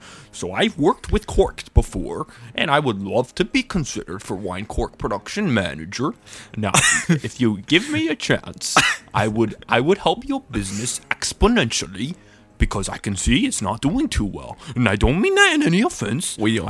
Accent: Vermont, United States; Growing up in Vermont, that's what we did as a hobby as children.

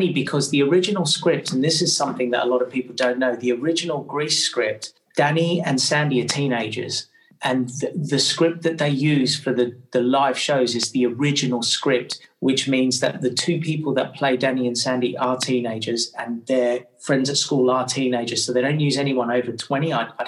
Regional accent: Australia; now in England; I grew up in Australia

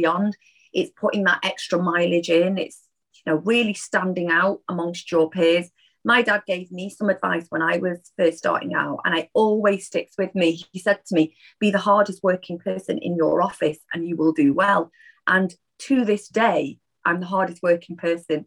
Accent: Manchester, North West England, United Kingdom; I'm a Mancunian through and through, and I am really, really proud of my Northern heritage

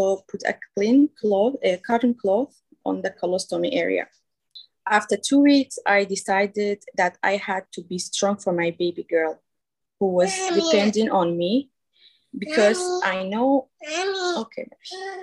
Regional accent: Kurdistan Region, Iraq; we are from Iraq, Kurdistan region.

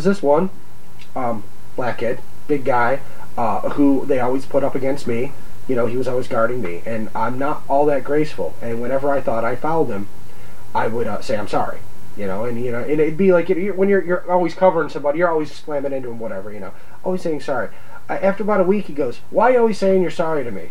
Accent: Oswego County, New York, United States; growing up in Oswego County, where everybody's a racist, you know, backwoods country

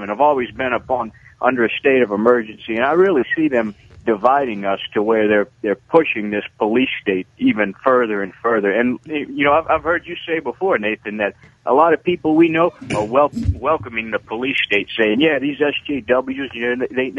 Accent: New Orleans, Louisiana, United States; born or raised there

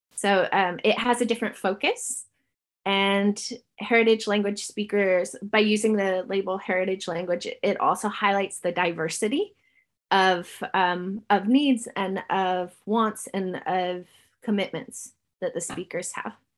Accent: California, United States; now in New Zealand; I grew up in California, my mom is Ukrainian, and so I grew up Ukrainian American.

